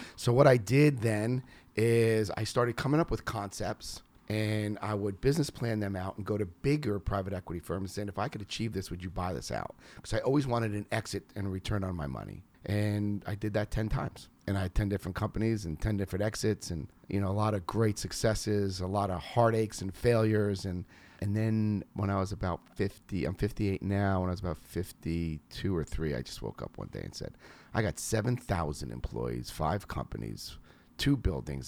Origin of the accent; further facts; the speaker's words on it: New York, United States; moved away; I'm from New York